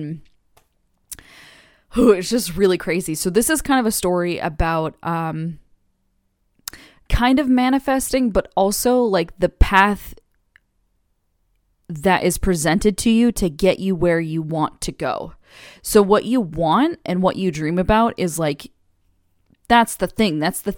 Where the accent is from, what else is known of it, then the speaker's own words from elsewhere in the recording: California, United States; we were thinking about staying on the West Coast because we're originally from California, born and raised